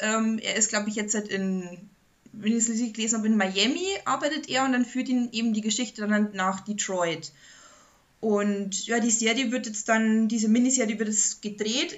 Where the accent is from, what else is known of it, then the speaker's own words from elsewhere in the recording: Bavaria, Germany; bei uns in Bayern